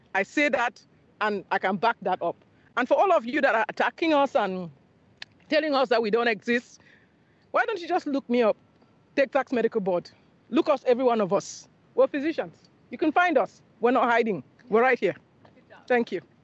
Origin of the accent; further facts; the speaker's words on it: Cameroon; also born or lived in Nigeria; now in Houston, United States; I'm from Cameroon originally, and I went to medical school in Nigeria